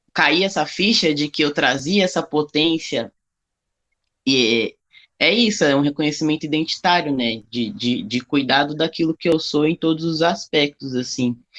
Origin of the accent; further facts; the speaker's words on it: São Paulo, Brazil; also born or lived in Bahia; Eu sou nascido na Bahia, mas eu fui criado toda a minha vida em São Paulo